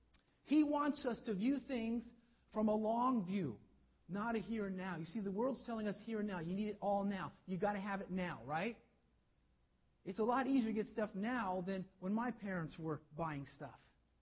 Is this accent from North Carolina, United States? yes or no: yes; North Carolina, United States; born there; I was born in the south. I don't have a southern accent, but I was born down south in North Carolina.